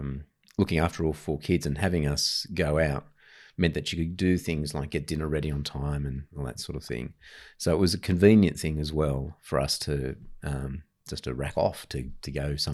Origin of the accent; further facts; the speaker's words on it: Ryde, New South Wales, Australia; also born or lived in Papua New Guinea; Yeah, I grew up in Ryde. So Ryde was a fairly middle-class suburb back then, back in the 70s.